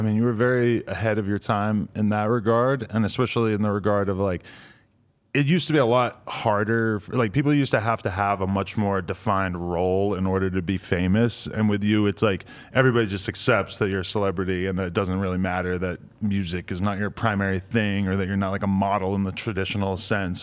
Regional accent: New Hampshire, United States; New Hampshire, where I'm from as well

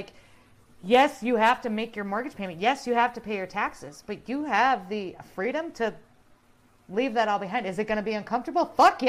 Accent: South Dakota, United States; I was born and raised in South Dakota.

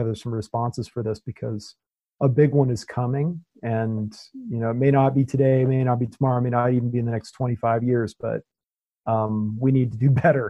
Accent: Spain; now in United States; I mean, I come from Spain, right? And I mean, they were locked down.

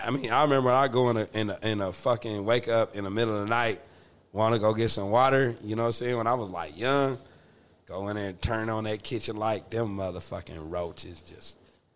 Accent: Atoka, Oklahoma, United States; It was my hometown growing up in Atoka, right? So I live with my grandmother.

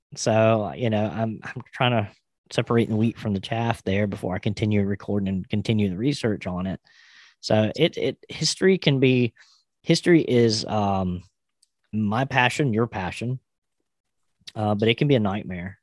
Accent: South Carolina, United States; here in my home state of South Carolina

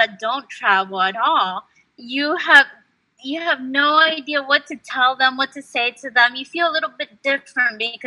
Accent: United States; also born or lived in Peru / Uruguay; growing up in the United States, I would speak Spanish in my household, but I was speaking English in school

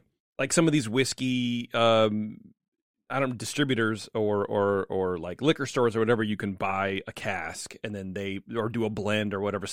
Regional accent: California, United States; we're from California

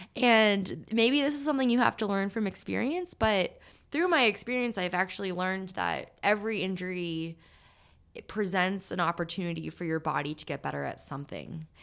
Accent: New Hampshire, United States; I'm from New Hampshire, and my family went to Vermont every weekend to ski

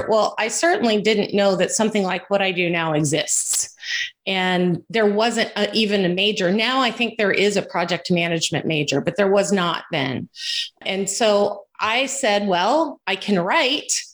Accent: Houston, Texas, United States; I was born and raised in Houston

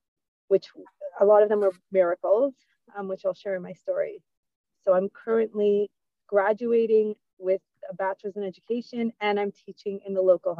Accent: Montreal, Quebec, Canada; also born or lived in Brooklyn / Florida; And I grew up in Montreal, moved away when I got married, lived in Brooklyn and then Florida.

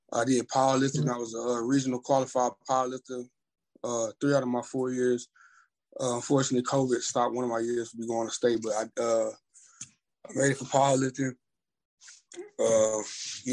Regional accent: Orange, Texas, United States; I grew up in Orange, Texas, aka the Fruit City

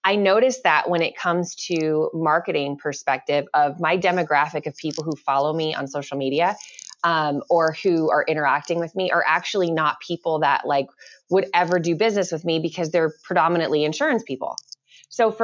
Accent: Tucson, Arizona, United States; I'm from Tucson, Arizona

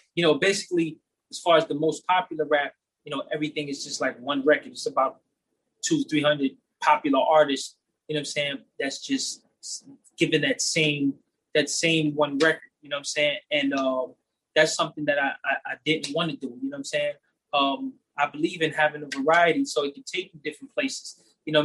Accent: New York City, New York, United States; I'm from the Bronx

